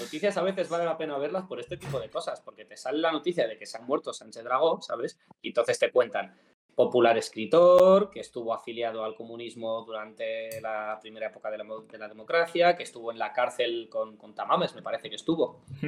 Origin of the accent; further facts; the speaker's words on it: Madrid, Community of Madrid, Spain; somos madrileños